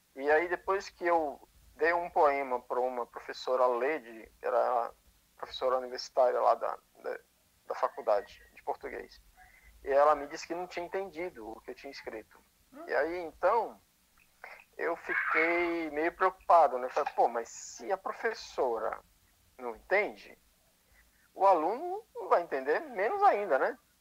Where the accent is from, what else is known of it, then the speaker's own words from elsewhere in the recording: São Luís, Maranhão, Brazil; moved away; minha cidade, São Luís do Maranhão, onde eu nasci que eu sou de lá, não nego minhas origens